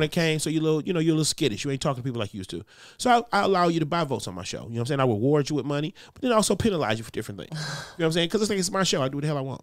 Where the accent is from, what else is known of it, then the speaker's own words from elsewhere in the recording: Detroit, Michigan, United States; I grew up with gospel. I'm from Detroit.